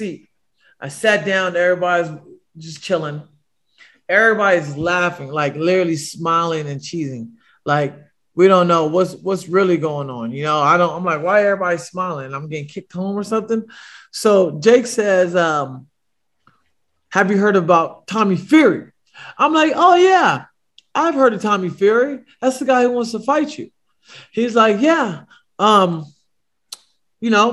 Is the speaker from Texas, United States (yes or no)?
no; Bay Area, California, United States; moved away; I'm from the Bay Area